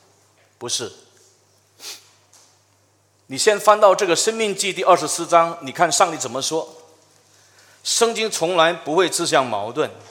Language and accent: Chinese; China; 这个有点像我们中国人常说的，就是一人做事一人当，有点类似。